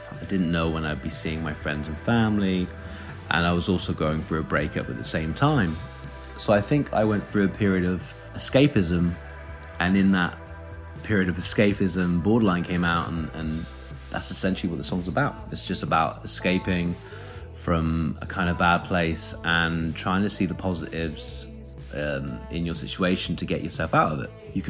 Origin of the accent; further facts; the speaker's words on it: Bath, South West England, United Kingdom; I'm from Bath.